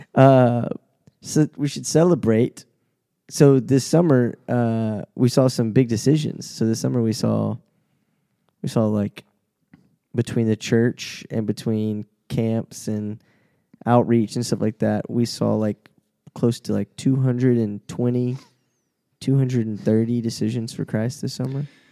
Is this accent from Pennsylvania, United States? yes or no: no; Shreveport, Louisiana, United States; moved away; I grew up in Shreveport